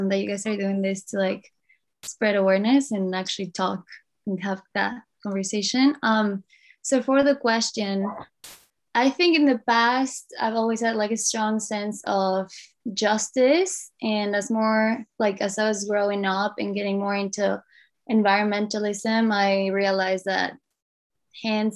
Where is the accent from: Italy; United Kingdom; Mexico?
Mexico; now in Tofino, Canada; right now living on the Tlaquepaque First Nation territories, most commonly known as Tofino on Vancouver Island, Canada, but I'm originally from Mexico